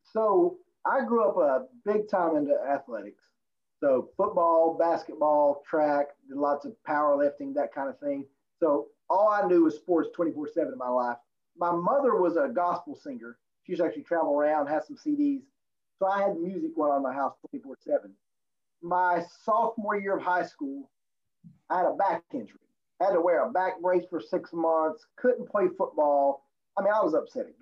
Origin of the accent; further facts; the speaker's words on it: Virginia, United States; now in Raleigh, United States; I was born in West Virginia, but grew up in Virginia